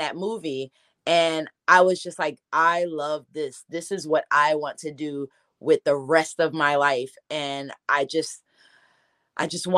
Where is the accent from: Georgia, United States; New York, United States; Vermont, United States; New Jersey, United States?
New Jersey, United States; Newark; I'm from Newark, New Jersey